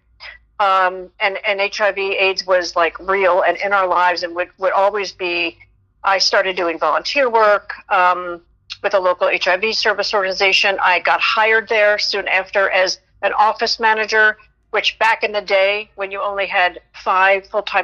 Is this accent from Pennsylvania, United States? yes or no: yes; Philadelphia, Pennsylvania, United States; I grew up in Philadelphia. I went to Temple University, stayed local